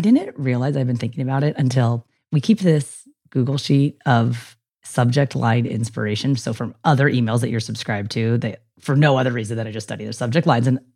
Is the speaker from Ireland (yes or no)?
no; United States; I'm American